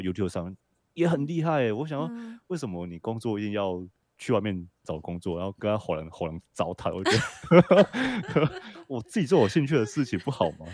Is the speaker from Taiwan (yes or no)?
yes; Taiwan; 我想在台湾长大的人应该算是我们的共业吧